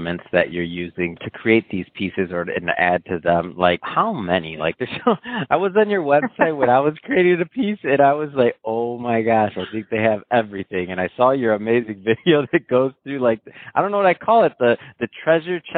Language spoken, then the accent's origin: English; Michigan, United States; now in Malibu, United States; I'm from Michigan originally